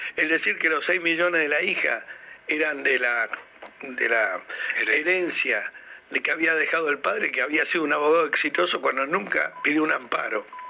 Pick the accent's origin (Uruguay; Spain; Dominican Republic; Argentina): Argentina